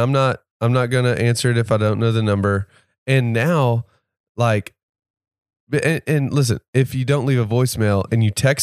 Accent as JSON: {"language": "English", "town": "Little Rock", "region": "Arkansas", "country": "United States", "tie": "born or raised there", "moved": "yes", "lives_now": "Northwest Arkansas, United States", "said": "Growing up in Little Rock, dude, we're in the duck hunting capital of the world."}